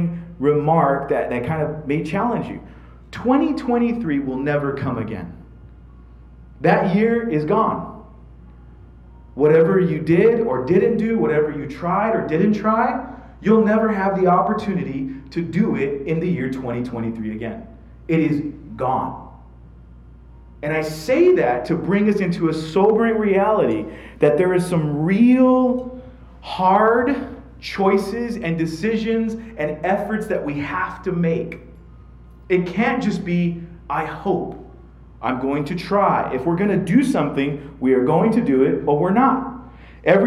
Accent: United States; being an American myself

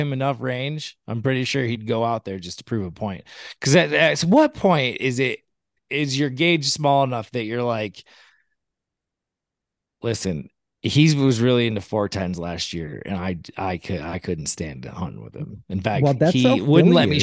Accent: Michigan, United States; also born or lived in Chesapeake Bay; now in Sun Valley, United States; I grew up in Michigan

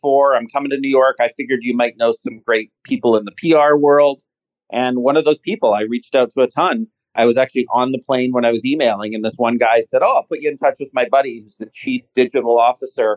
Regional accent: Canada; I'm a Canadian

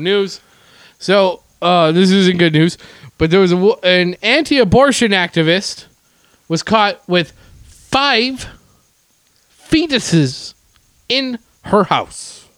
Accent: Winnipeg, Manitoba, Canada; my hometown

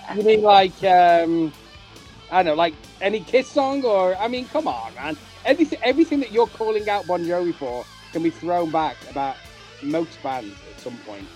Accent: United Kingdom; I'm talking as a as a Brit

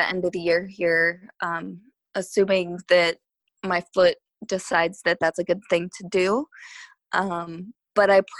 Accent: Michigan, United States; moved away as an adult; now in Florida, United States; I'm actually from Michigan

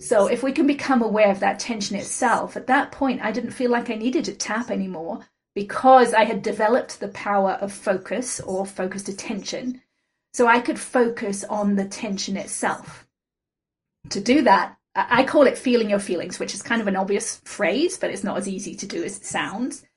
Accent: England, United Kingdom; moved away as an adult; now in United States; when I moved out to the States from England when I was 21

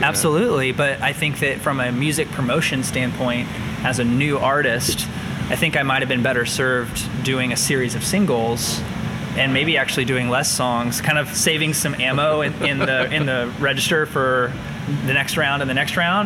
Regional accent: New Palestine, Indiana, United States; now in Indianapolis, United States; I grew up in New Palestine, Indiana

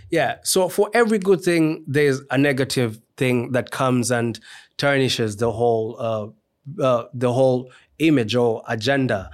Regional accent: Kenya; moved away as an adult; also born or lived in Trinidad and Tobago; now in Nottingham, United Kingdom; I'm a Kenyan by birth. So, I, um, did, uh, my degree in psychology in Kenya

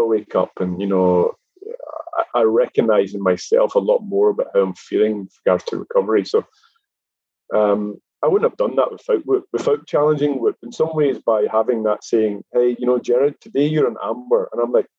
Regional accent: Scotland, United Kingdom; I, being a Scottish chap

